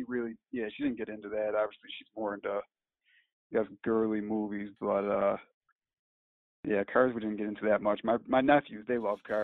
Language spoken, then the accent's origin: English; United States; I'm from America